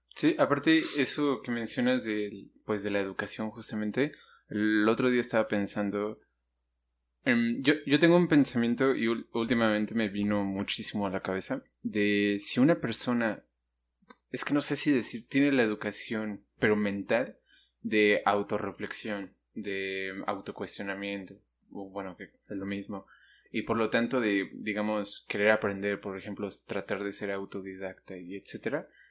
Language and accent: Spanish; Mexico; aquí en México